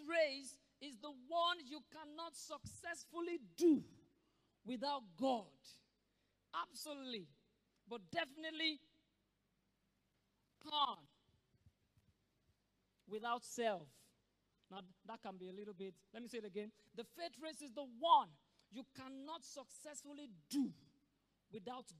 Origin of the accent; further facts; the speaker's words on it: Nigeria; as a Nigerian